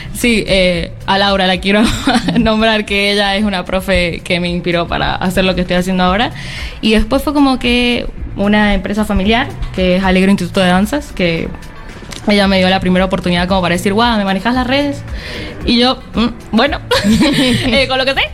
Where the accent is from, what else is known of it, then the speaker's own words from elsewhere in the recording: San Juan, Argentina; soy de la provincia de San Juan, nos vinimos y estamos muy contentos de estar acá.